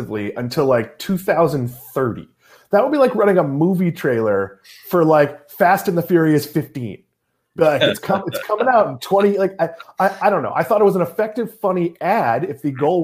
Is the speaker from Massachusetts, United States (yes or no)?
yes; Swampscott, Massachusetts, United States; I grew up in New England